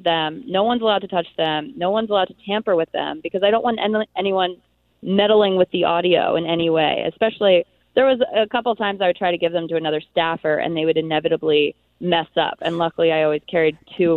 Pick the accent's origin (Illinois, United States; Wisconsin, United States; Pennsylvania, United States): Pennsylvania, United States; Philadelphia; I'm from Philadelphia